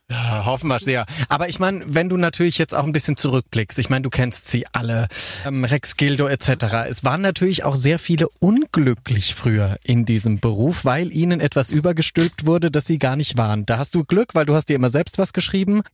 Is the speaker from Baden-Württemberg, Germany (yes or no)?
yes; Mannheim, Baden-Württemberg, Germany; Ich bin ja Mannheimer ursprünglich